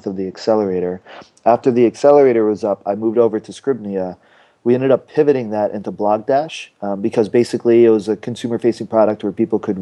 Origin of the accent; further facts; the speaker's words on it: Long Island, New York, United States; I grew up in Long Island, New York, went to school in upstate New York